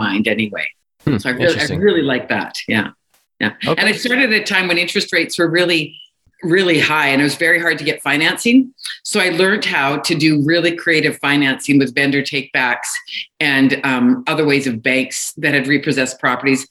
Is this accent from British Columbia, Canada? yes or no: yes; Kelowna, British Columbia, Canada; also born or lived in Alberta; I'm from Kelowna, British Columbia, Canada. But I started my real estate career in Alberta